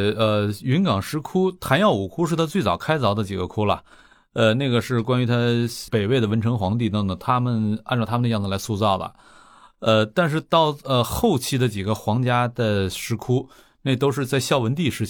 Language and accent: Chinese; Fuxin, Liaoning, China; moved away; 在咱们老家辽宁阜新，